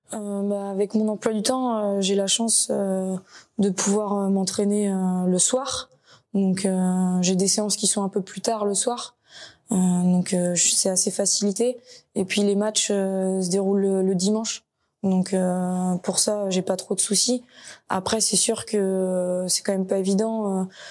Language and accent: French; Nantes, Pays de la Loire, France; je suis originaire de Nantes